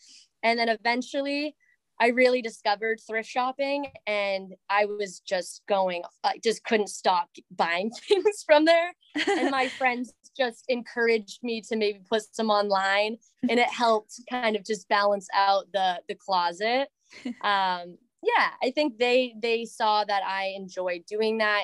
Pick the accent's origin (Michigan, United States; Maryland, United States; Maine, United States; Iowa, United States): Maine, United States; Southern; I am from the Southern Maine area and went to UMaine